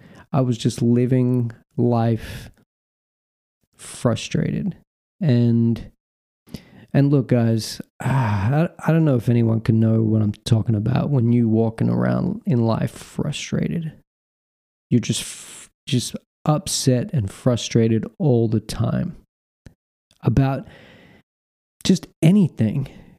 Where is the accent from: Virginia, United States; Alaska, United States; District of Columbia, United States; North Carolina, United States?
North Carolina, United States; You know, I told him I'm from North Carolina.